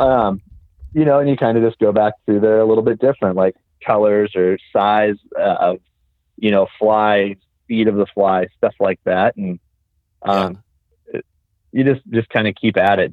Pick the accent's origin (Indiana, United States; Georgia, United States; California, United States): California, United States; Southern; moved away; I'm originally from Southern California